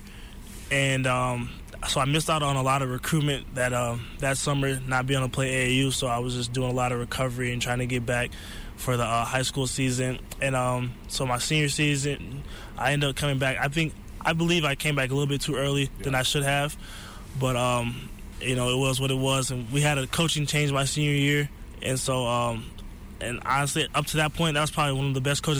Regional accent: Flint, Michigan, United States; coming from Flint, it was very, like, family-oriented.

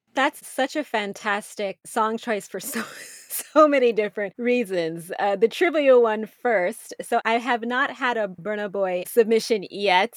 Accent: United States; I'm a U S citizen, that I'm American

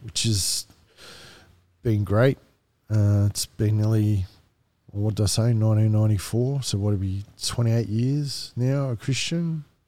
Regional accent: Wollongong, New South Wales, Australia; moved away; also born or lived in Marrickville / Kununurra; we moved back down to Wollongong. Wollongong is where my parents grew up

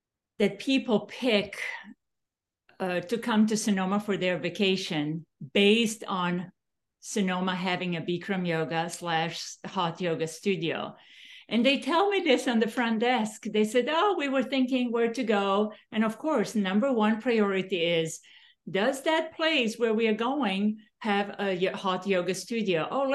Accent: Serbia; English is a second language; now in United States; I'm from Yugoslavia originally.

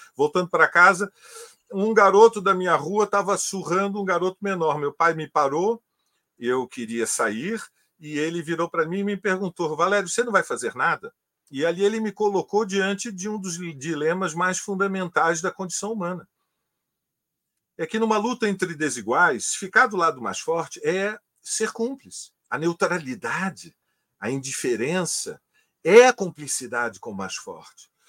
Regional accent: Rio de Janeiro, Brazil; quando eu era criança, eu morava em Copacabana, na esquina do Domingos Ferreira, com a Santa Clara

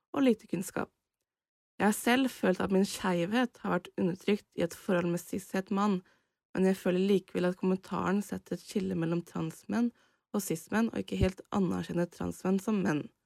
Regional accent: Indre Østfold, Norway; cis kvinne fra Indre Østfold

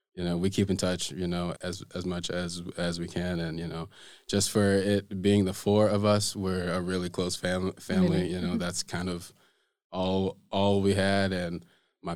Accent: Michigan, United States; moved away as an adult; also born or lived in Fort Wayne, Indiana; now in Iceland; I moved to Michigan when I was 5 years old. So I was raised there. Michigan's kind of all I know, really

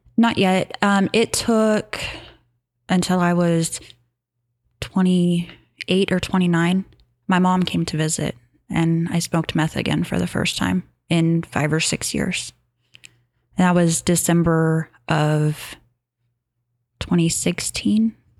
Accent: Kansas, United States; also born or lived in Hutchinson, Kansas; I grew up in Tehran, Kansas

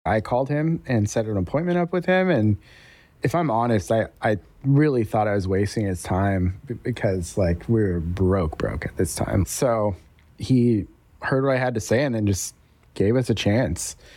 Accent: Denver, Colorado, United States; moved away as an adult; now in Raleigh, United States; we're from Denver originally, and we were just kind of tired of living in Denver

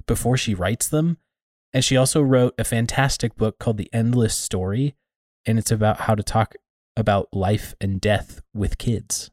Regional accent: Iowa, United States; I grew up in Iowa, so the tornado alley

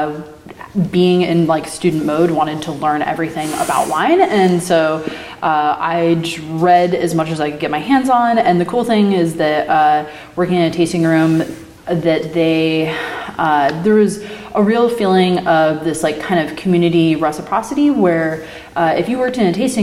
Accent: Beaverton, Oregon, United States; I grew up in the Portland area. I grew up in Beaverton in the suburbs

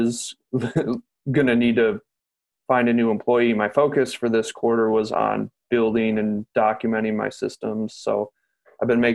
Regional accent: Lansing, Michigan, United States; also born or lived in Flint, Michigan; born and raised in Lansing

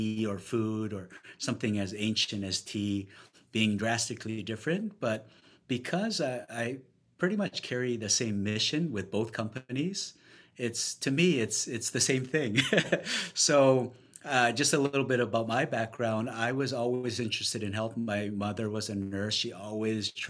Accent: Vancouver, British Columbia, Canada; moved away as an adult; also born or lived in Ontario; now in New York City, United States; moved to Vancouver when I was young, graduated university, started my professional career there

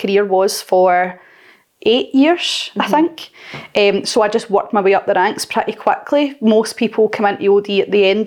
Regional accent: Blantyre, Scotland, United Kingdom; I'm from Blantyre originally, Blantyre

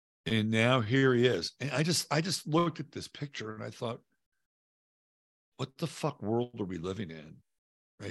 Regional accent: United States; I am an American

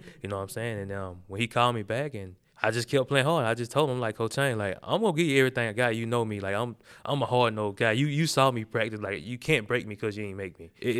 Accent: the South, United States; For one, he's like a Southern coach. So that's what we grew up on. I'm from the South, right?

